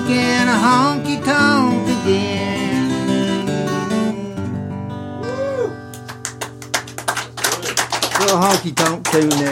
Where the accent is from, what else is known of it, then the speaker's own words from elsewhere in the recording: Williamson, West Virginia, United States; I was born in Williamson, and our area had all kinds of modes of transportation